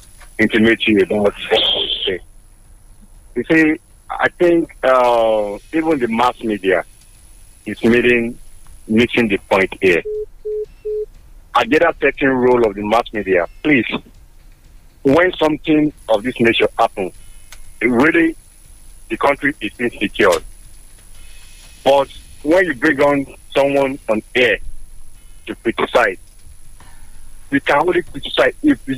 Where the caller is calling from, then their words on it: Olumori, Nigeria; calling from Olumori.